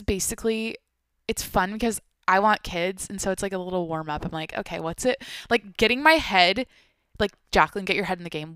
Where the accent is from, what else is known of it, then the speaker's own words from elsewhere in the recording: Washington, United States; moved away as an adult; now in San Diego, United States; I grew up in Washington, so it's the Pacific Northweth